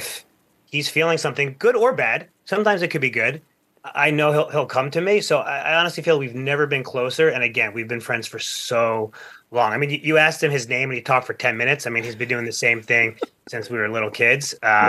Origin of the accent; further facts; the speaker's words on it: Plainview, New York, United States; Yeah, so first of all, we're from Long Island, a town called Plainview.